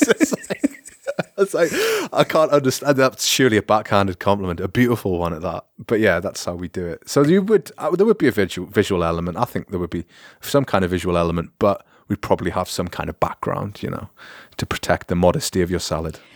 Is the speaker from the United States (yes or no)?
no; United Kingdom; moved away; as a British person speaking French